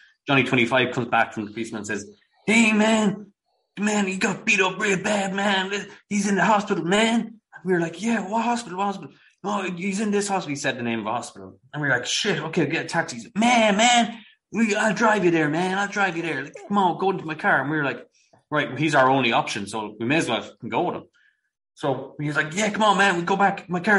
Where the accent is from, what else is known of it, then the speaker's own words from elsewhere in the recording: Brooklyn, New York, United States; Man, I'm from Brooklyn. I never seen no shit like that in my life, man.